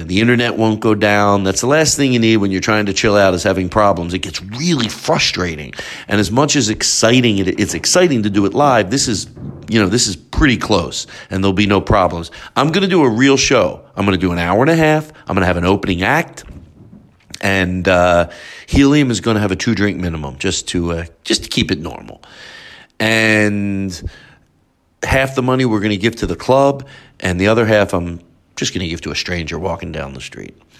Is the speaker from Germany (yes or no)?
no; Philadelphia, Pennsylvania, United States; moved away; Philadelphia since that's my hometown